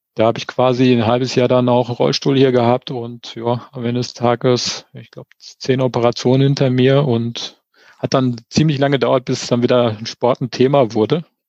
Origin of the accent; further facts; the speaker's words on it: Sauerland, North Rhine-Westphalia, Germany; also born or lived in Finnentrop / Olpe district; now in Eschborn, Germany; ich komme so wie du aus dem tiefsten Sauerland